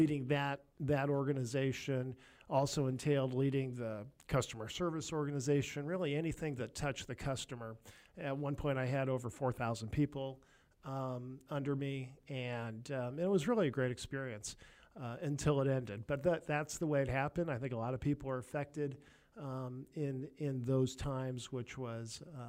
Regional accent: California, United States; I was from California, so I led a large mortgage operation in Southern California.

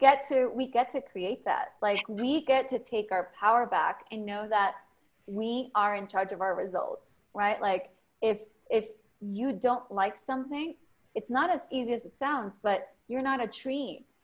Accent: Mexico; English is a second language; now in United States; I was born in Mexico, grew up in a ghetto.

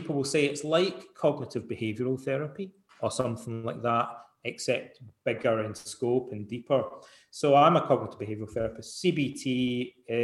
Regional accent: Scotland, United Kingdom; when I was a young guy growing up in Scotland

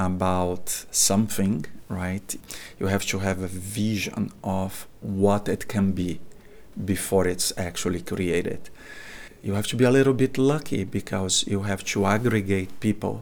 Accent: Brazil; moved away as an adult; also born or lived in Boston, United States / Atlanta, United States; now in United States; I'm originally from Brazil. That's where I attend medical school. Moved to US in 1998

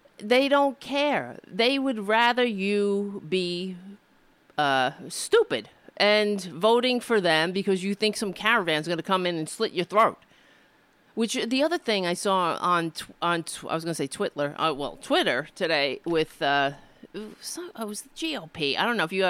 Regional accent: United States; being an American

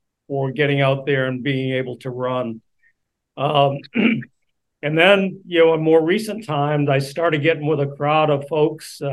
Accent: Boston, Massachusetts, United States; now in Honolulu, United States; I'm from Boston, and we have the Boston Marathon. And when you're a kid, I mean, when they're teaching you about local history, they teach you about the Boston Marathon.

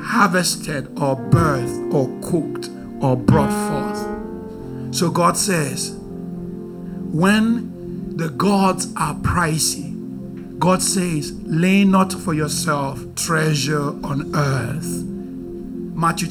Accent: Nigeria; I'm very Nigerian

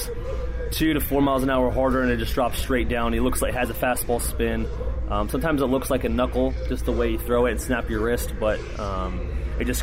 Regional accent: Phoenix, Arizona, United States; moved away; I'm from Phoenix, Arizona

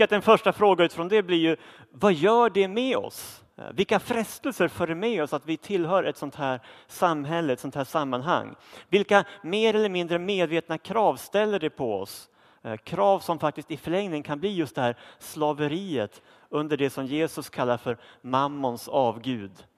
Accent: Sweden; nu lever vi som svenskar i ett av världens rikaste länder

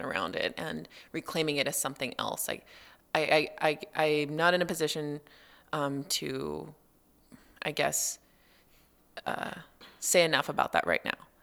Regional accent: Los Angeles, California, United States; moved away; I grew up in Los Angeles

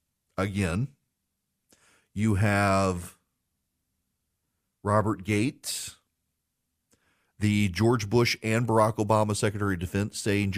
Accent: Dubai, United Arab Emirates; so I grew up in Dubai.

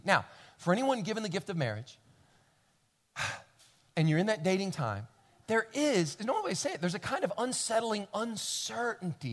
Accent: Kentucky, United States; I grew up in Kentucky

